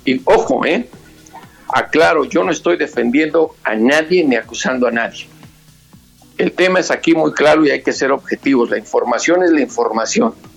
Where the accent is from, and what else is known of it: Mexico; now in Washington, United States